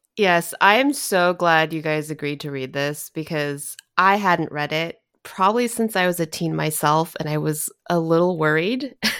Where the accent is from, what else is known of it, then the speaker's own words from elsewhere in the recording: Southern California, United States; I grew up in Southern California